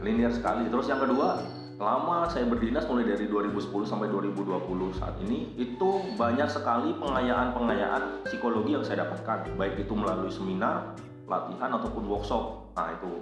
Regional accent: Purwokerto, Central Java, Indonesia; moved away; asli asal saya dari Kabupaten Banyumas atau orang lebih dikenal dengan Kota Purwokerto

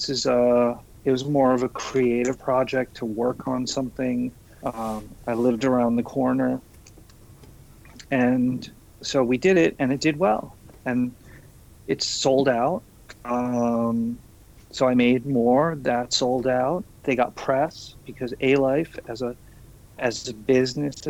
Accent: New York City, New York, United States; moved away as an adult; also born or lived in San Francisco; I'm from Queens. I'm not from Manhattan.

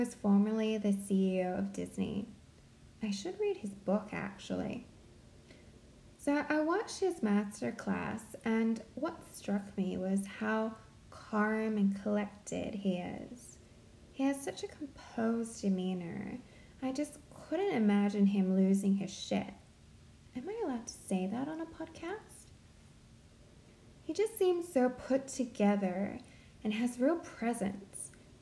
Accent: Central Coast, New South Wales, Australia; now in Sydney, Australia; I grew up on the Central Coast

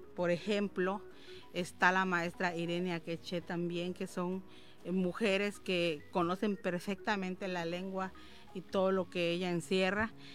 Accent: Yucatán Peninsula, Mexico; como campechanos, yucatecos, hasta la gente de Quintana Roo

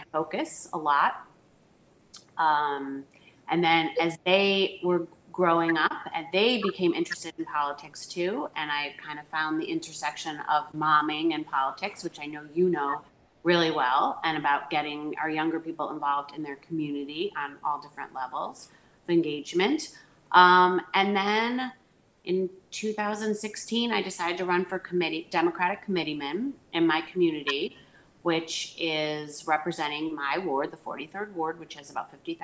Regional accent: Chicago, Illinois, United States; also born or lived in Connecticut / Washington, D.C.; So I born in Chicago. I grew up in Lakeview

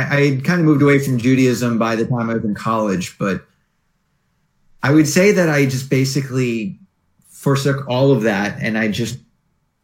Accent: New York, United States; moved away as an adult; now in Santa Monica, United States; I grew up in New York, and just north of the city, actually.

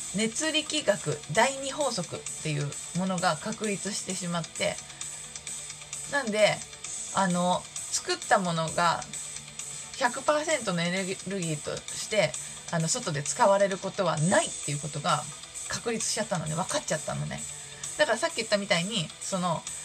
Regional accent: Shizuoka, Japan; 多分地元静岡

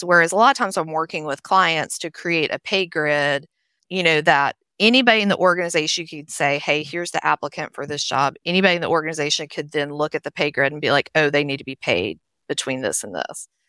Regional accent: Nashville, Tennessee, United States; also born or lived in Charlotte; now in Blue Ridge Mountains, United States; I grew up in Nashville, Tennessee, which you can probably tell from my accent

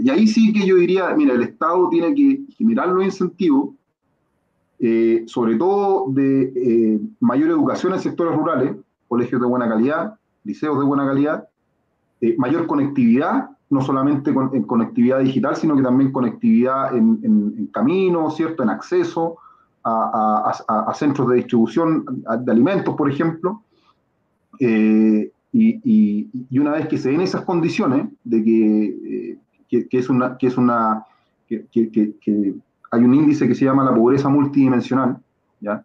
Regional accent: Chile; yo confío plenamente en mi país

